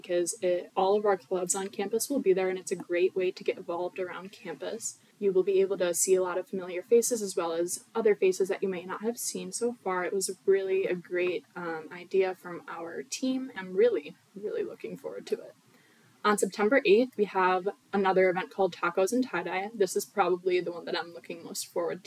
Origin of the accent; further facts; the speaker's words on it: Orchard Park, New York, United States; I'm from Orchard Park, New York.